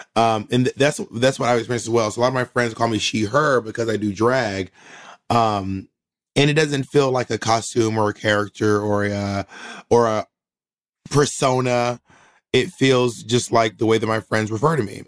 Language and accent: English; Columbus, Georgia, United States; also born or lived in Atlanta, Georgia; I grew up in um all over Georgia, all over the South really, but mostly Georgia.